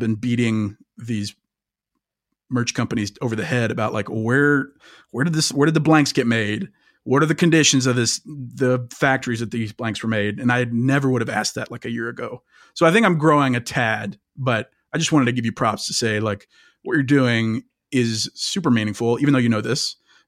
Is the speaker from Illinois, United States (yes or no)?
no; Kansas, United States; than just growing up in Kansas in the suburbs.